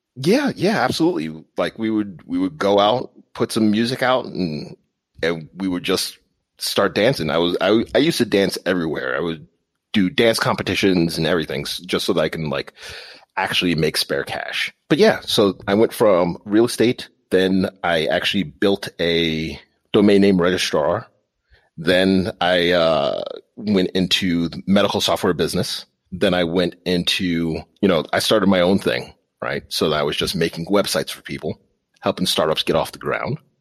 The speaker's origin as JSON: {"language": "English", "area": "Long Island", "region": "New York", "country": "United States", "tie": "born or raised there", "moved": "as an adult", "lives_now": "Pittsburgh, United States", "said": "I'm actually from New York, all the way out on Long Island, New York"}